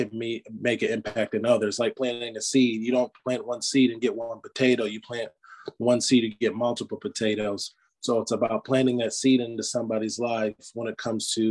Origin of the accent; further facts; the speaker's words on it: Michigan, United States; now in Greenville, United States; I'm originally from Michigan. So us Michiganders, we want to work a blue collar job